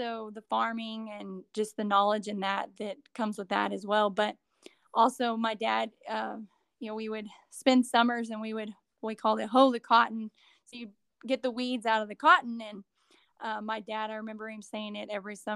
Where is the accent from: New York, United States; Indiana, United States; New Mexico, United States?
New Mexico, United States; southeastern; I grew up in New Mexico, southeastern New Mexico